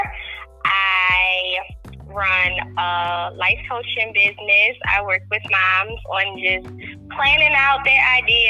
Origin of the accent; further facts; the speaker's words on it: Maryland, United States; moved away as an adult; also born or lived in Baltimore, Maryland; now in outskirts of Atlanta, Georgia, United States; I grew up in Maryland. I was born in Maryland. I grew up there. I've been there for 34 years of my life.